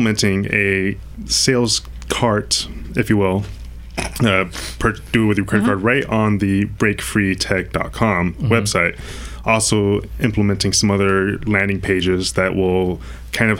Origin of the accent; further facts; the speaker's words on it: Florida, United States; now in California, United States; I'm originally from Florida